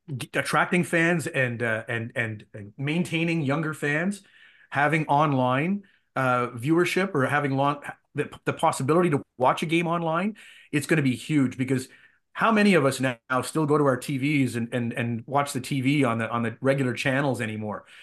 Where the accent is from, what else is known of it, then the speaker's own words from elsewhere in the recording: Ottawa, Ontario, Canada; I grew up in Ottawa. I grew up a, an Ottawa Rough Riders fan.